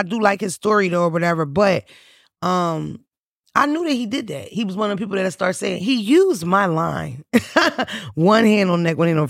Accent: Boston, Massachusetts, United States; I'm from Boston.

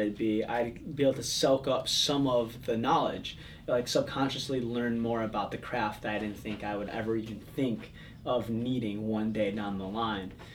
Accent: Palatine, Illinois, United States; I grew up in the suburbs of Chicago. It's a little town called, sort of little, little town called Palatine, Illinois

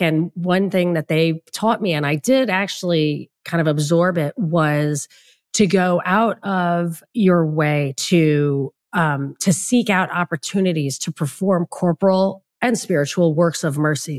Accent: New York, United States; I grew up in New York where it's very humid

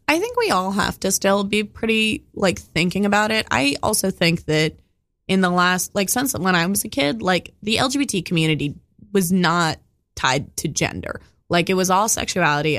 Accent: Oakland, California, United States; I grew up in Oakland

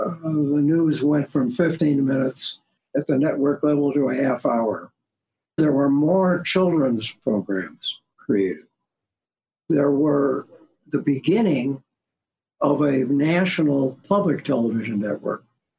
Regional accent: Chicago, Illinois, United States; now in Washington, United States; I came to Washington from Chicago. Each of us came from a community that had a public television station.

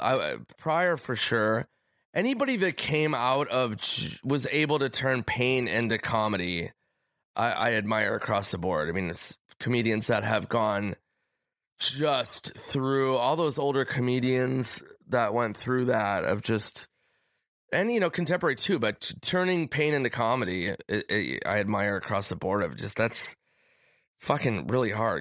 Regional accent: Minnesota, United States; moved away as an adult; also born or lived in New York; I was nineteen from Minnesota

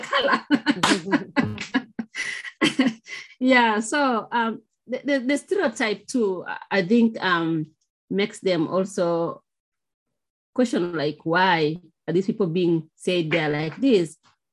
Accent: Kenya; moved away; I come from Kenya.

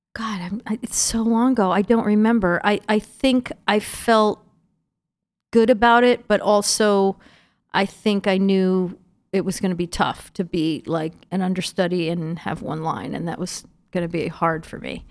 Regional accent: Schenectady, New York, United States; moved away; my hometown, Schenectady, New York, which is, um, the the city that's right next to Albany, where I grew up

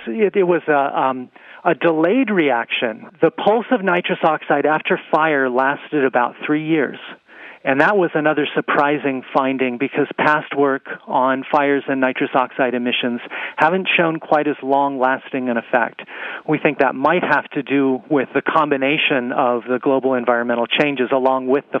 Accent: Arizona, United States; The Wallow Fire in my home state, Arizona, has burned over 450,000 acres.

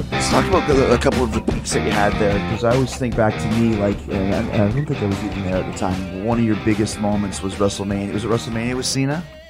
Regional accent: Canada; I'm not from Bulgaria, but I'm from Canada

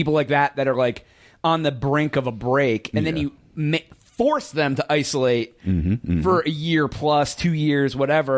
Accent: Ohio, United States; now in Texas, United States; I'm originally from Ohio

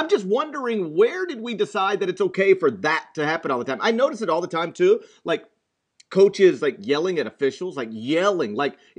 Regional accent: the South, United States; I grew up in the South

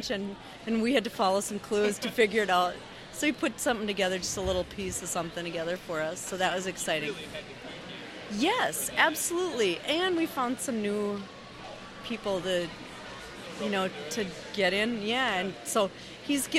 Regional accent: Minneapolis, Minnesota, United States; I'm from Minneapolis

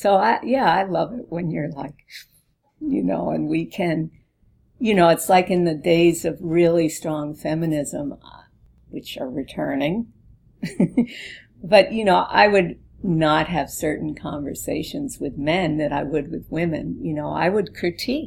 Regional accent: East Coast, United States; now in California, United States; I was from the East Coast

